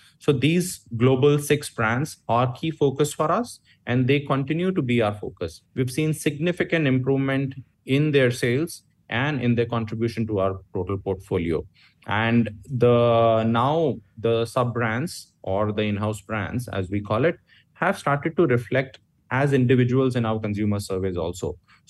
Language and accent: English; India; English is a second language; now in Malaysia; that's a common understanding in Malaysia, and I came from India there too